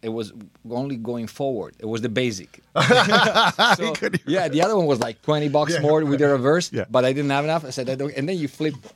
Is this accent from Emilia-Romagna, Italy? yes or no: yes; Emilia-Romagna, Italy; accent: Italian; English is a second language; moved away as an adult; also born or lived in Bologna; I grew up in Emilia Romagna, which is actually the center east coast of Italy